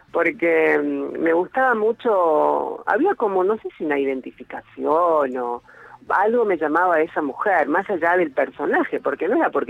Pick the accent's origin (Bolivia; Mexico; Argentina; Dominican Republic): Argentina; Hurlingham, Buenos Aires Province; ahora estoy en la casa familiar, acá en Hurlingham, es eh, al, hacia el oeste, digamos, de lo que es el AMBA, ¿no?